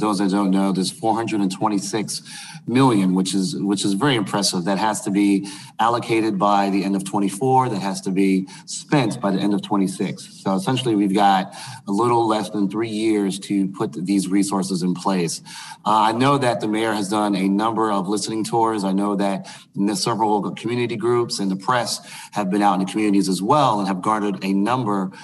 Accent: Brooklyn, New York, United States; moved away; my hometown, for example, in Brooklyn

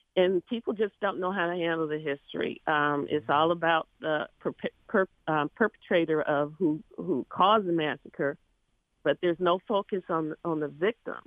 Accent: Detroit, Michigan, United States; I'm from Detroit.

